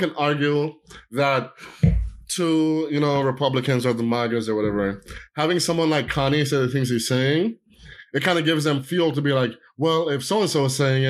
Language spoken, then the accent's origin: English; Jamaica; I'm Jamaican